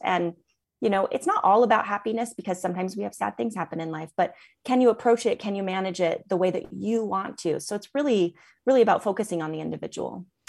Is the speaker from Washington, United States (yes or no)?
yes; Seattle, Washington, United States; moved away as an adult; now in Salt Lake City, United States; I am originally from Seattle, Washington area, and grew up there